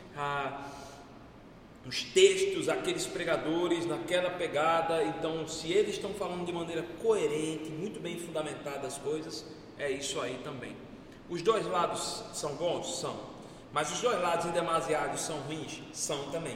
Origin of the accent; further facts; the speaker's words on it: Brazil; eu nunca saí do Brasil